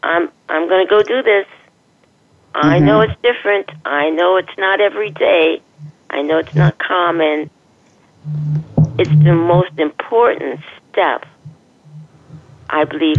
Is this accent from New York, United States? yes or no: no; Los Angeles, California, United States; now in Palm Springs, United States; And I moved here from Los Angeles. {S1} Okay. {S2} L.A. is my home. {S1} Oh, okay. Okay. {S2} I was born and raised there.